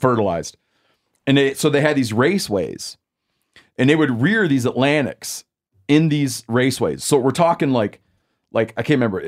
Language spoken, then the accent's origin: English; Lake Michigan, United States; moved away; when I was growing up in Lake Michigan